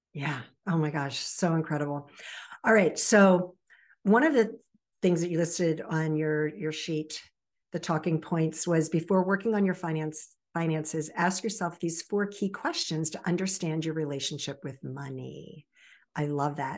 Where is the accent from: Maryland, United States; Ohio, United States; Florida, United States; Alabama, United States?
Maryland, United States; Baltimore Annapolis area; also born or lived in Virginia Beach, Virginia; raised in the Baltimore Annapolis area